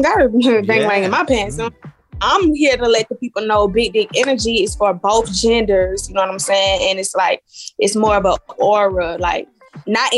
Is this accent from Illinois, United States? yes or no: no; Atlanta, Georgia, United States; I'm from Atlanta. So, you know, Atlanta is like big scene for music.